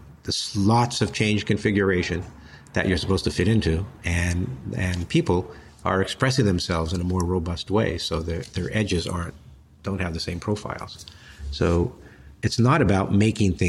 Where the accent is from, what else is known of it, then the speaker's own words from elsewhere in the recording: Los Angeles, California, United States; growing up in Los Angeles